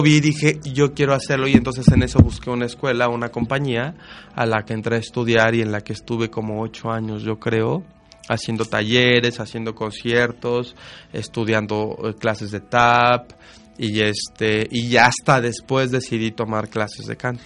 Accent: Mexico; no cambiaría México y no lo cambiaría por esa parte que tenemos los mexicanos que ni nosotros nos damos cuenta

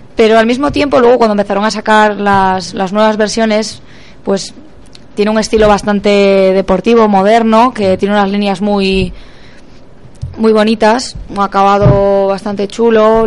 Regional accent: Pontevedra, Galicia, Spain; yo soy de Pontevedra

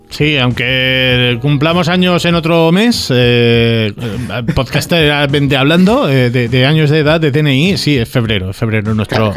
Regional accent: Balearic Islands, Spain; aquí, en Baleares

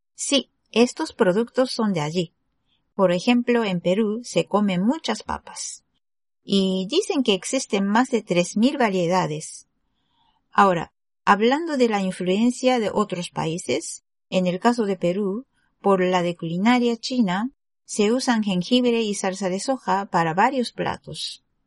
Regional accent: Japan; Spanish is a second language; Soy japonesa y soy profesora de español en Japón

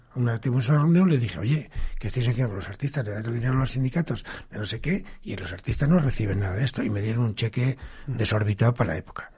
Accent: Campo de Criptana, Castilla-La Mancha, Spain; moved away; estoy muy agradecido a mi pueblo porque ellos me tratan muy bien y, yo tengo una gran fin contacto sigo teniendo casa allí tengo familia y no renuncio todo lo contrario presumo de ser de Campo Quintana

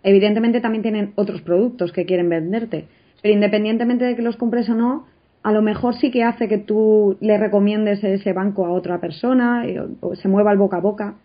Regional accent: Spain; como buenos españoles nos encanta

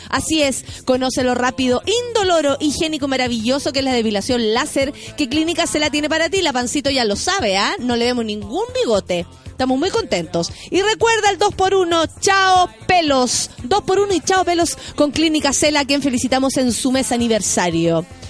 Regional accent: Chile; soy muy chilena

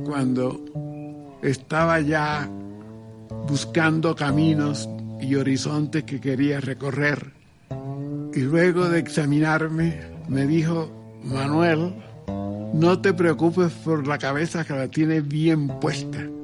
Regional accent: Lorica, Córdoba, Colombia; Nací en Lorica el 17 de marzo del 1920

